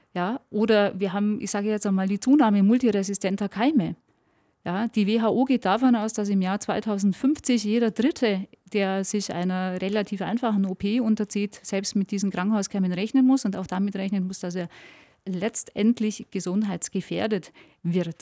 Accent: Allgäu, Bavaria, Germany; ich liebe meine Heimat, ich bin dort aufgewachsen

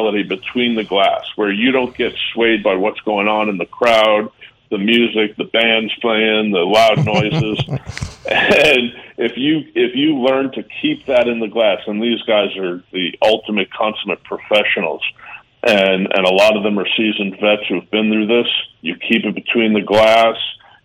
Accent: New York, United States; also born or lived in Canada; Being a New Yorker

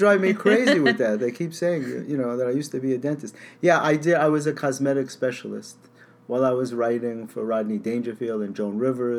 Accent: New York City, New York, United States; also born or lived in Yonkers, Westchester / Manhattan; I was born in the Bronx, actually.

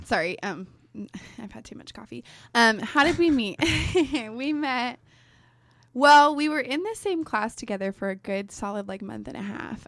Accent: Damascus, Oregon, United States; also born or lived in Gresham, Oregon / Clackamas, Oregon / Portland, Oregon; now in Newberg, United States; I grew up in Damascus

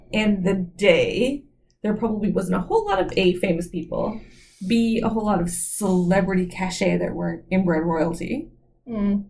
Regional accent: Newfoundland and Labrador, Canada; moved away; I grew up in Newfoundland

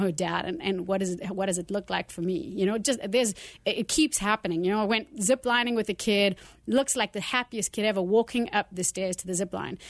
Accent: South Africa; moved away as an adult; now in United States; I grew up in South Africa and lived there for the first sort of thirty years of my life

